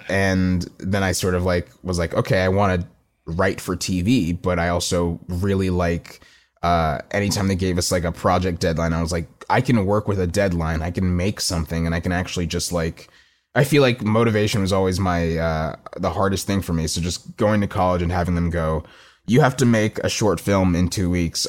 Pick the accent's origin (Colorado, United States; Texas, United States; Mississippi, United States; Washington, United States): Texas, United States; Plano; also born or lived in Austin, Texas; growing up in Plano is a very suburban place